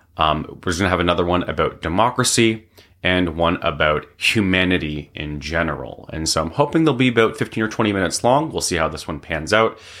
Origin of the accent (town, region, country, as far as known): Canada